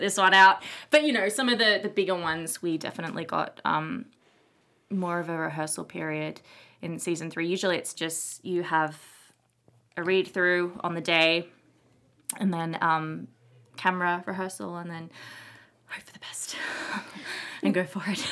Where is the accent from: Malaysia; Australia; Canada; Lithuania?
Australia; moved away; I'm from Australia